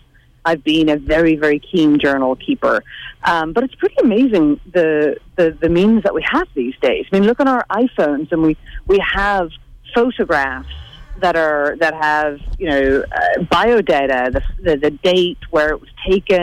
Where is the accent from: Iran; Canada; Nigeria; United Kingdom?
United Kingdom; Northern Ireland; growing up in the Troubles in Northern Ireland